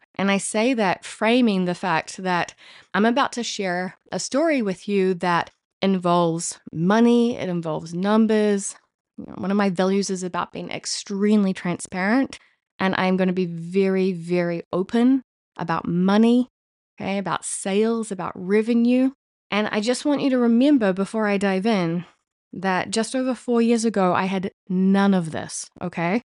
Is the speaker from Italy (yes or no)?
no; New Zealand; now in Paris, France; as a New Zealander living in Paris, France